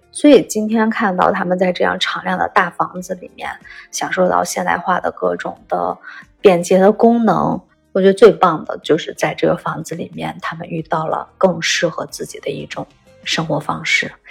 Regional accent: Shanxi, China; 我们山西人

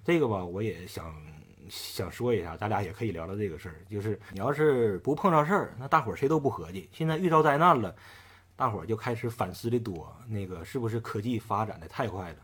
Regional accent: Shenyang, Liaoning, China; 咱们沈阳人都去过，从小都去过抗美援朝烈士陵园

